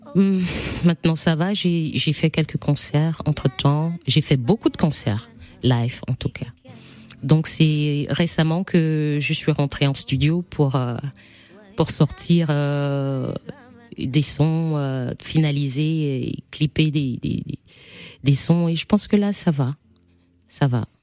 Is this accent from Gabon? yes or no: yes; Gabon; moved away as an adult; now in Cameroon; Je suis née au Gabon, j'ai grandi avec mon papa, j'ai été élevée par mon papa